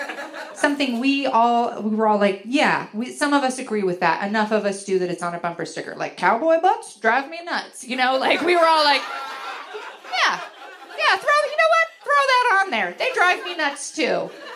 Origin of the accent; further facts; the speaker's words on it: Wisconsin, United States; So I grew up in Wisconsin